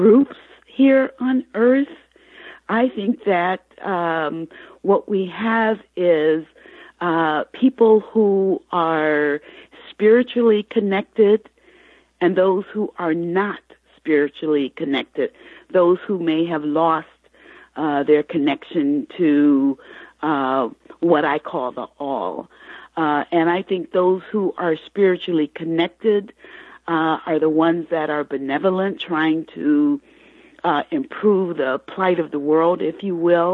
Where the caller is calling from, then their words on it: Michigan, United States; I'm calling from Michigan.